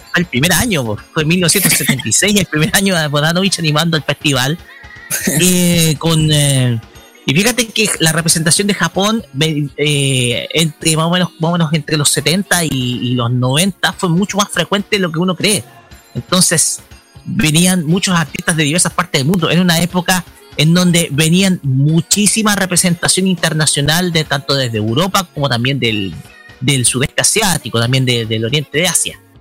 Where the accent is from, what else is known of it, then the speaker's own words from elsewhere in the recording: Chile; somos parte de Chile